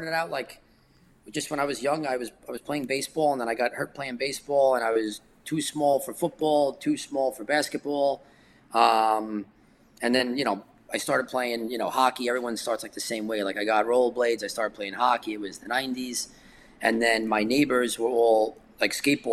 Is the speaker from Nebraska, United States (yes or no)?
no; New York City, New York, United States; I was born in Brooklyn. I lived in Brooklyn.